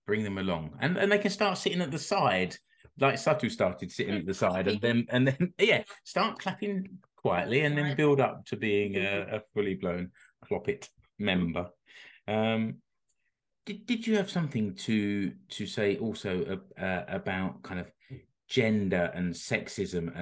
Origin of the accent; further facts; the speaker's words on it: London, United Kingdom; now in Finland; I'm from South London.